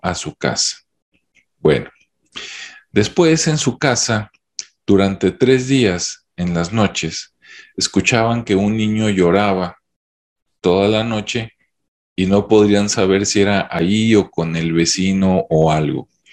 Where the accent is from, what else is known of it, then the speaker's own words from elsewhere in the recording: Mexico; En mi, en mi país, México